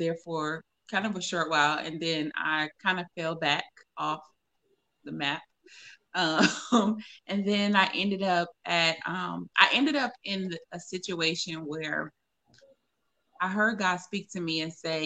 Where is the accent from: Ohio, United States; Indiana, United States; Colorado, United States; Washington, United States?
Ohio, United States; Cleveland; moved away as an adult; also born or lived in Atlanta, Georgia; now in Las Vegas, United States; I am originally from Cleveland, Ohio, born and raised